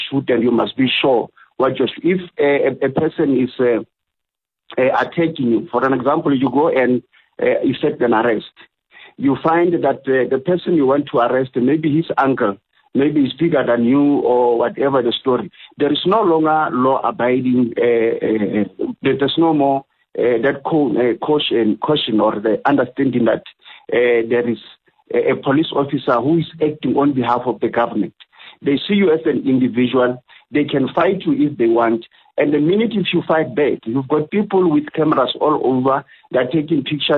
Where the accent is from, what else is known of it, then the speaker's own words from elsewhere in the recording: South Africa; being a South African born and bred and raised here